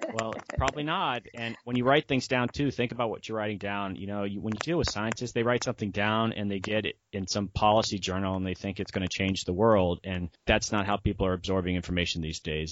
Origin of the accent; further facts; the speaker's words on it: Florida, United States; I'm a coastal guy. I'm from Florida